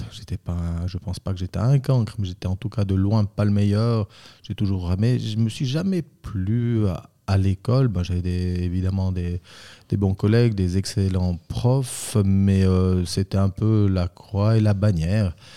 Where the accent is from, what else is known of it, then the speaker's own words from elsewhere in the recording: Bramois, Valais, Switzerland; also born or lived in Zurich / Vaud; je suis valaisan, je viens de Bramois où c'est que j'ai ma cave